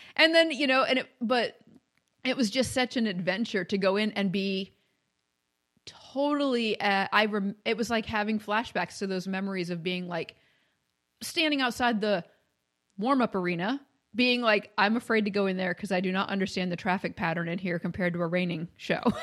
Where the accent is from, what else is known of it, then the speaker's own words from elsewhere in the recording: Maine, United States; also born or lived in Kentucky; now in Ohio, United States; I grew up in Maine